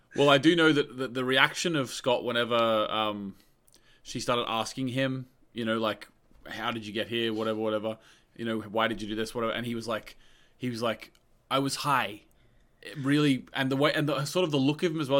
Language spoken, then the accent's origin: English; Australia; I grew up in Australia